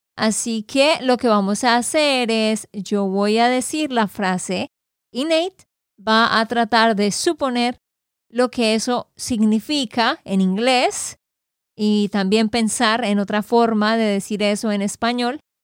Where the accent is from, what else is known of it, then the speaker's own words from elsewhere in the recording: Santander, Colombia; de Santander, Colombia